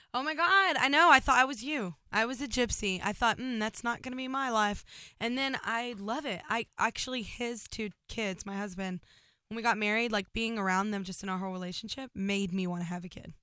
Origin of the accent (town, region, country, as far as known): Burleson, Texas, United States